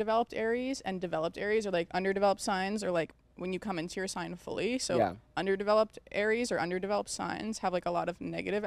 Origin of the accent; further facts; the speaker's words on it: North Carolina, United States; now in Los Angeles, United States; we're both from North Carolina